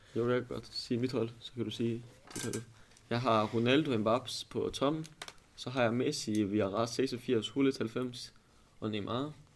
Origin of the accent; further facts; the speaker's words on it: Aalborg, North Denmark Region, Denmark; jeg kommer fra Aalborg af